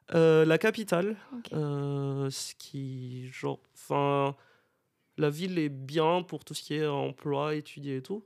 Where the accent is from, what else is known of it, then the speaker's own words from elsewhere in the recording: Madagascar; moved away as an adult; now in Bordeaux, France; je viens de Madagascar, j'habite à Bordeaux depuis 7 ans maintenant